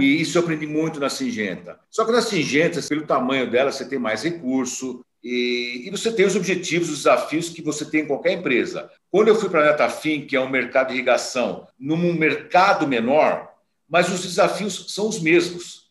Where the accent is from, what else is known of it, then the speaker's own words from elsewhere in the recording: São Paulo, Brazil; also born or lived in Campinas; eu nasci em Campinas, eu nasci em Campinas, mas muito novo, meus pais mudaram para São Paulo, então eu fui criado em São Paulo